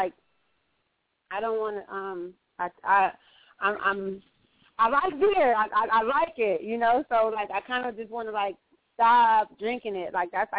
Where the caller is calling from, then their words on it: Phoenix, Arizona, United States; I'm calling from Phoenix.